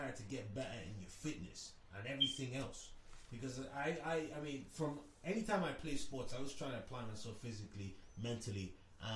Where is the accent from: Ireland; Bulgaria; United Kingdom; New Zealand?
Ireland; growing up in Ireland